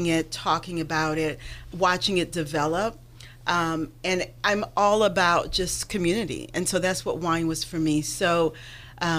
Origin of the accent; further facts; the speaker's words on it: Haiti; moved away; I grew up in Haiti